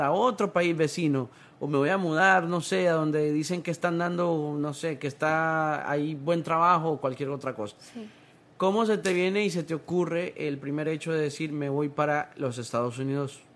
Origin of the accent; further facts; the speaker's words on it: Honduras; now in United States; yo soy de Honduras